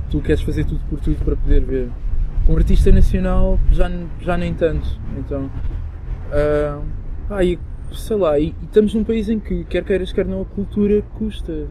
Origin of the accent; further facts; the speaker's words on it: Moita, Setúbal, Portugal; also born or lived in Angola; cresci numa vila super pequena, na Moita, na margem sul.